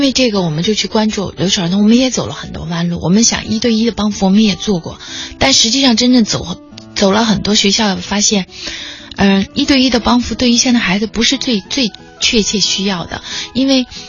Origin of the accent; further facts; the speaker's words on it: Bijie, Guizhou, China; moved away; 我是贵州人，家乡